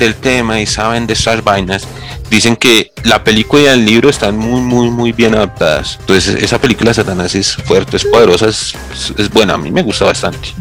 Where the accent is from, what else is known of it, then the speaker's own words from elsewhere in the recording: Bogotá, Bogotá Capital District, Colombia; el hermoso barrio donde yo nací, que es el Pachue, en la localidad engativa en Bogotá, Colombia